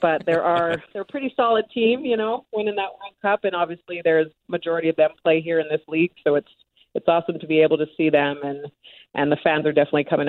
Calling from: Salt Lake City, Utah, United States; I am joining you from Salt Lake City, Utah, where my professional team is at.

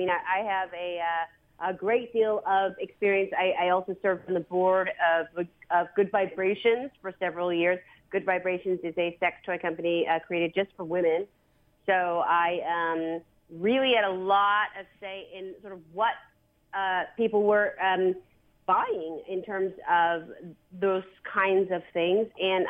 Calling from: New York City, New York, United States; New York City.

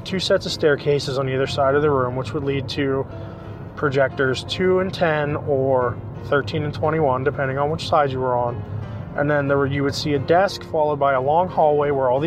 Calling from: Pittsburgh, Pennsylvania, United States; I'm calling you from Pittsburgh, PA.

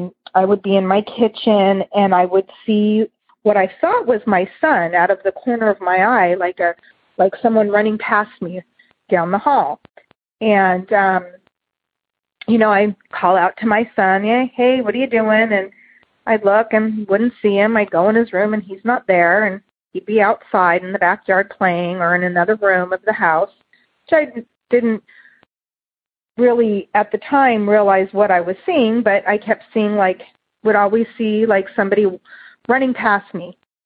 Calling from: Santa Clarita, California, United States; I'm calling from Santa Clarita, California.

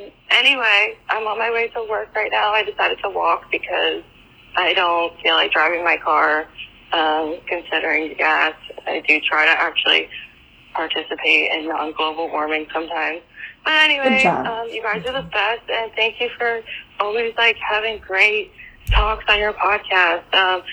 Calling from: New Jersey, United States; I'm calling from New Jersey.

